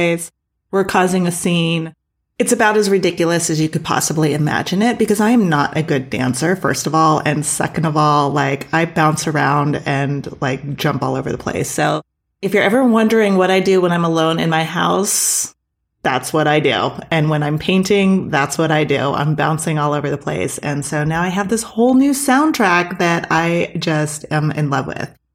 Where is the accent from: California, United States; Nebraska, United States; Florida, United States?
California, United States; Claremont; Growing up in Claremont, California, we were very close to the Claremont colleges